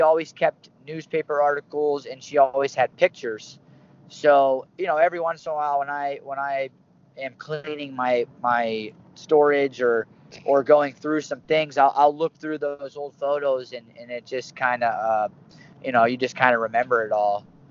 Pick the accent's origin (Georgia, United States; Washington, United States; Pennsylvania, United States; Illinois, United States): Pennsylvania, United States; Bridgeville; moved away; also born or lived in State College, Pennsylvania; I was born and raised in Pittsburgh, Pennsylvania, a little town southwest called Bridgeville